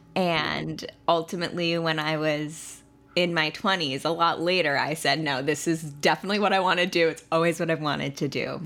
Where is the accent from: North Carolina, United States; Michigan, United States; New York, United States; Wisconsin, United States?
New York, United States; Long Island; now in New York City, United States; I am a true New Yorker. I am from Long Island, and I have been living in New York City for nine years now